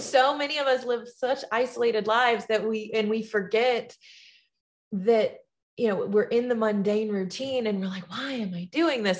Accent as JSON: {"language": "English", "town": "Tuscaloosa", "region": "Alabama", "country": "United States", "tie": "born or raised there", "said": "my hometown in Tuscaloosa, Alabama"}